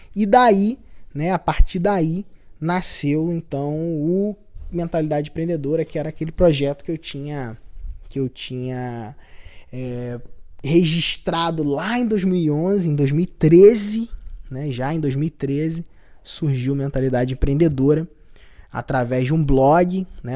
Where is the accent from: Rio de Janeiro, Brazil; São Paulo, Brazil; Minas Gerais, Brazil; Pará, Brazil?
Rio de Janeiro, Brazil; Cabo Frio; Eu sou de Cabo Frio